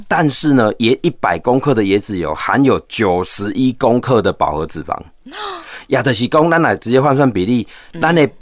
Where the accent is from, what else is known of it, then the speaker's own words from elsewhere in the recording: Taiwan; 我们台湾人现在平均寿命到八十几岁了